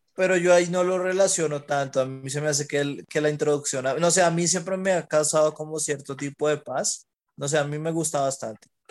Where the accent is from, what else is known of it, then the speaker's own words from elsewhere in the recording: Huila, Colombia; yo porque soy del Huila siempre comemos tamal